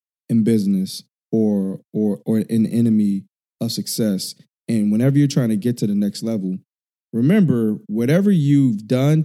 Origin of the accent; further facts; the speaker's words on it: Chicago, Illinois, United States; now in California, United States; I grew up in Chicago.